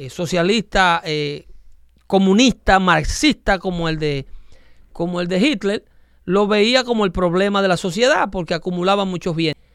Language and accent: Spanish; Mexico; Yo soy mexicano.